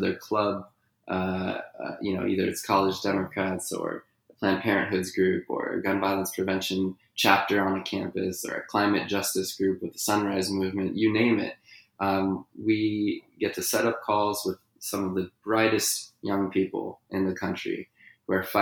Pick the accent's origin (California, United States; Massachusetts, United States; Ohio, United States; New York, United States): California, United States; my home state of California